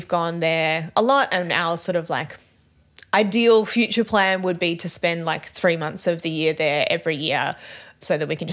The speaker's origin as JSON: {"language": "English", "country": "Australia"}